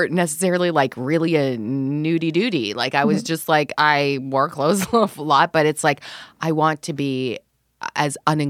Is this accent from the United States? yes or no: no; Canada; I grew up in Canada